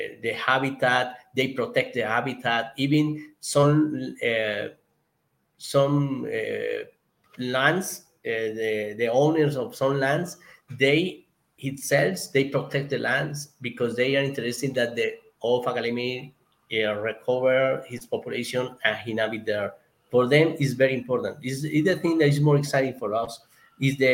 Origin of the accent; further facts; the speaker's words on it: Colombia; English is a second language; my English because it's not my first language here in Colombia